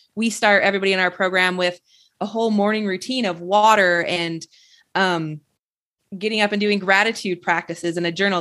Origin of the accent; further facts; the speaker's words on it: Michigan, United States; I grew up in Michigan